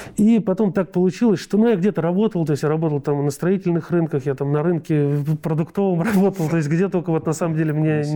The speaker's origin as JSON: {"language": "Russian", "region": "Moscow Oblast", "country": "Russia", "said": "я сам из Подмосковья"}